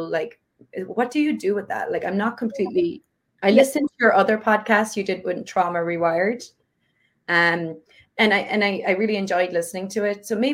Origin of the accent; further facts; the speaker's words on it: Ireland; I grew up Catholic in Ireland